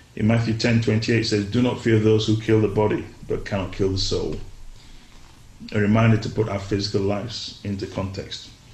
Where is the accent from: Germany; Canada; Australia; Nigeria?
Nigeria; now in England, United Kingdom; I grew up in Nigeria for a large part of my life